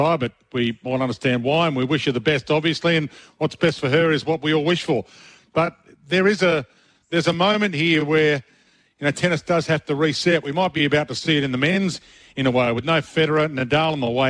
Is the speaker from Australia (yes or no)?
yes; South Australia, Australia; moved away; I grew up in South Australia